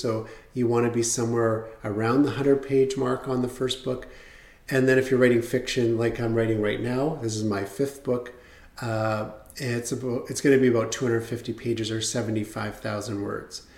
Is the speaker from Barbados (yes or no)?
no; Canada; As a Canadian, you had to register with the US government